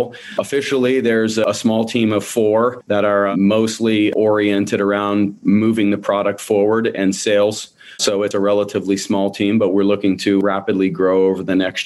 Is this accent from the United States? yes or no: yes; West Palm Beach, Florida, United States; moved away as an adult; now in Gainesville, United States; native Floridian. I was born in South Florida. I was raised in the West Palm Beach area.